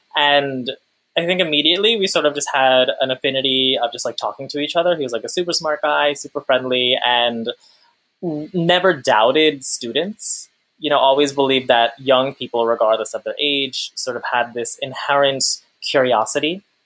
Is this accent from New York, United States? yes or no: yes; Long Island, New York, United States; I'm the child of immigrants from Pakistan. I'm from Long Island